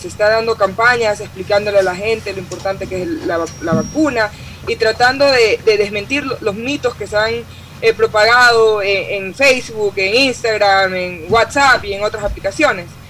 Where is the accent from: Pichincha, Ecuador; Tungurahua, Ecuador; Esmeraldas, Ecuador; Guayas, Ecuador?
Guayas, Ecuador; Guayaquil; creciendo en Guayaquil